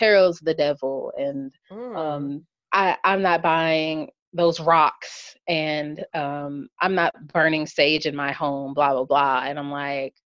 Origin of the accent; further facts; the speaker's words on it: Kentucky, United States; I'm from Kentucky